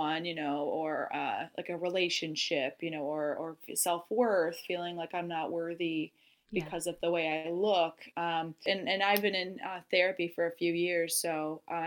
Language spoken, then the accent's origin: English; Virginia, United States; moved away as an adult; now in New York City, United States; I'm originally from Virginia, where I grew up